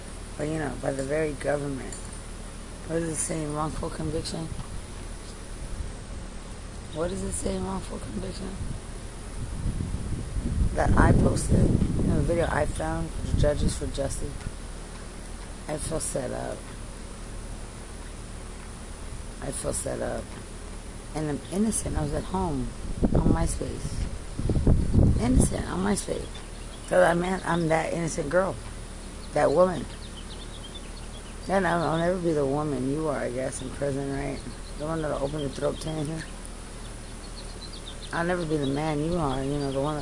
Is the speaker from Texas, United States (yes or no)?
yes; Lubbock, Texas, United States; I'm from Lubbock